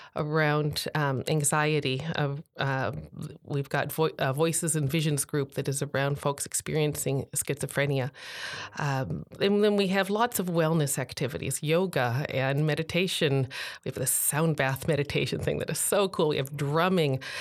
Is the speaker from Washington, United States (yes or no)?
yes; Tacoma, Washington, United States; here in my hometown